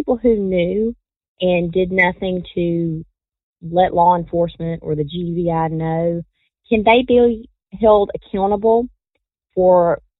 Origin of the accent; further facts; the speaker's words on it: Hawkinsville, Georgia, United States; I'm from Hawkinsville.